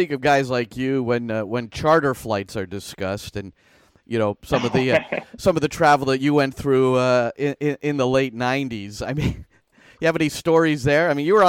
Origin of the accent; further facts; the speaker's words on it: Basking Ridge, New Jersey, United States; I grew up in Basking Ridge, a not very diverse community. There was no soccer in my neighborhood